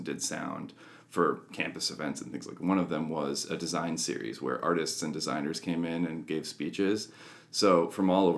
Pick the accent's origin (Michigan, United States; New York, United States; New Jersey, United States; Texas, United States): New York, United States; Lockport; I grew up in Lockport